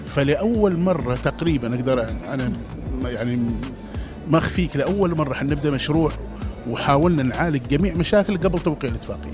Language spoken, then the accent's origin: Arabic; Oman; احنا كعمانيين